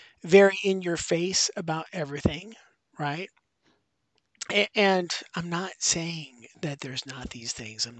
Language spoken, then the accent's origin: English; Western Pennsylvania, United States; moved away; I grew up in Western Pennsylvania